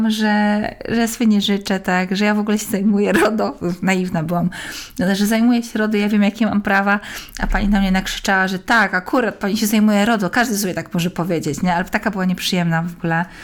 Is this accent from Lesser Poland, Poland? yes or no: yes; Kraków, Lesser Poland, Poland; I pani powiedziała, że w Warszawie, ale jestem z Krakowa.